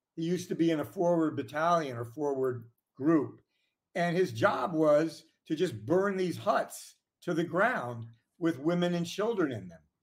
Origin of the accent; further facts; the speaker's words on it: Washington, District of Columbia, United States; nineteen fifties when I was born in Washington, D C